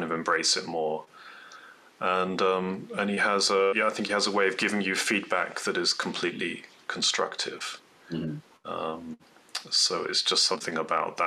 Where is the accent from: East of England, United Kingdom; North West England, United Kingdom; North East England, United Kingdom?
North East England, United Kingdom; moved away as an adult; also born or lived in London; now in Colorado, United States; I'm from Northeast England originally